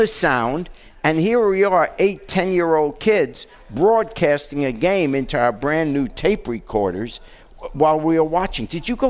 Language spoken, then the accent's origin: English; New York, United States; also born or lived in England; back when I was a kid, I grew up in New York